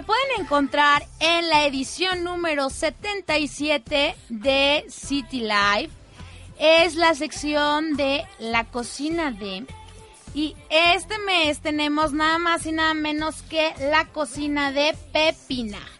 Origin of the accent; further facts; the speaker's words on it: Mexico; yo sí soy la típica mexicana